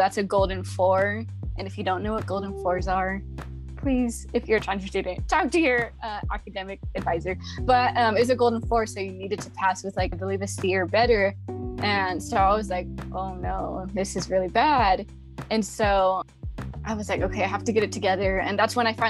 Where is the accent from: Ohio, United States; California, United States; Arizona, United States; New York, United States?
California, United States; Stockton; also born or lived in Monterey, California; I'm from Stockton, California. It's always super sunny, hot. Yeah, I don't enjoy it anymore. I'm like, I've been born and raised. I lived in one place my whole life